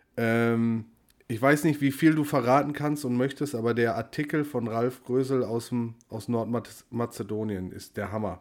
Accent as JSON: {"language": "German", "area": "Ruhr area", "region": "North Rhine-Westphalia", "country": "Germany", "said": "ich komme aus dem Ruhrgebiet, wohne im Ruhrgebiet"}